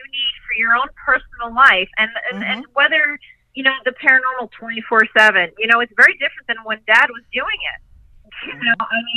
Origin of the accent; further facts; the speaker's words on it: New York, United States; I am from New York